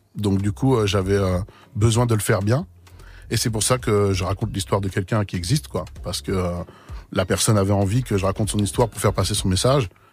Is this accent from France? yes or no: yes; Seine-et-Marne, Île-de-France, France; chez nous, dans le 7 là où on a grandi